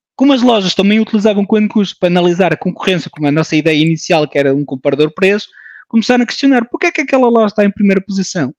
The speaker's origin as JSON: {"language": "Portuguese", "country": "France", "tie": "born or raised there", "moved": "as an adult", "lives_now": "Portugal", "said": "Nasci em França, de pais portugueses, um, ah, uma família de imigrantes"}